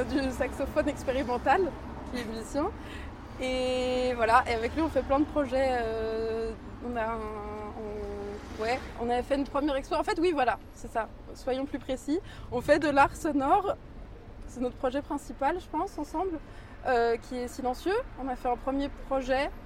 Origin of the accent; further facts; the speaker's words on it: Suresnes, Île-de-France, France; J'ai grandi à Suresnes, dans le 92